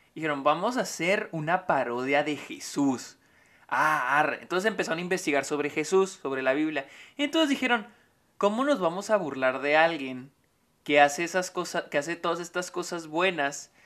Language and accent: Spanish; Mexico; now in El Paso, United States; soy de México